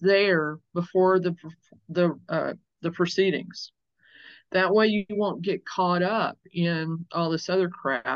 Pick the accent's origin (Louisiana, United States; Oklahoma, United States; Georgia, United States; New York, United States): Louisiana, United States; I was born in Louisiana, so the capital is Baton Rouge